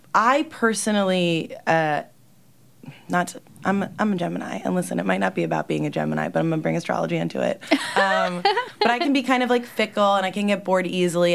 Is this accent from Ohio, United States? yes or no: no; New Jersey, United States; moved away as an adult; now in New York City, United States; I'm from Jersey